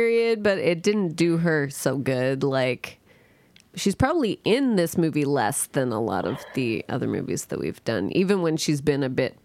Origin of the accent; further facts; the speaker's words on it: Brampton, Ontario, Canada; When I was growing up in Brampton